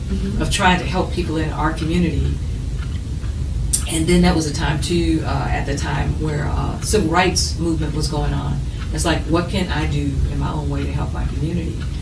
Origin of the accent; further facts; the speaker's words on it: Chicago, Illinois, United States; ever since I was 14 years old in Chicago